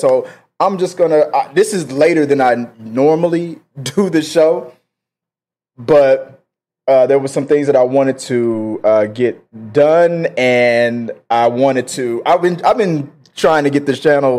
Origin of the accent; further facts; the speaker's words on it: Houston, Texas, United States; my hometown of Houston, Texas